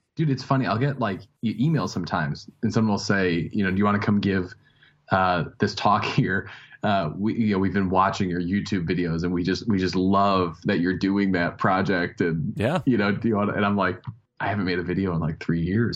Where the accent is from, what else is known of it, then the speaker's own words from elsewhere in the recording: Chicago, Illinois, United States; also born or lived in Wheaton, Illinois / Minnesota / Denver; I grew up uh, in the in the the suburbs